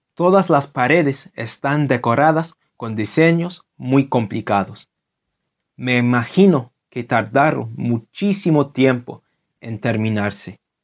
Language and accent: Spanish; London, United Kingdom; Spanish is a second language; Londres, mi ciudad natal